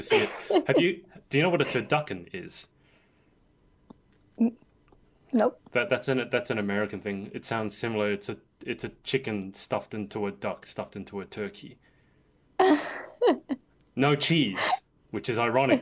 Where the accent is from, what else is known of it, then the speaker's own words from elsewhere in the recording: Australia; as an Australian